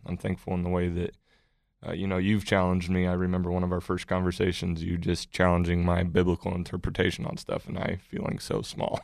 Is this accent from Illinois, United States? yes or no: no; Colorado, United States; also born or lived in Missouri; now in Oklahoma, United States; I grew up in Colorado